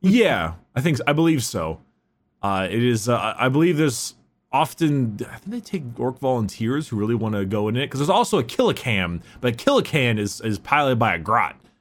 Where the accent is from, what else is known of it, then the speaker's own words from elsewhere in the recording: United States; we're American